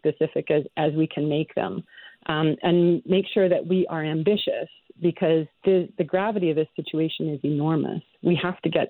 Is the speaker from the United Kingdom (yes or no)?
no; Canada; as a Canadian As a scientist